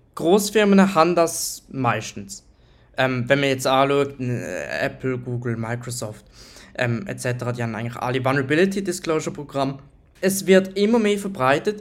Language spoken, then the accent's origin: German; Switzerland; Ich bin Schweizer Ethical Hacker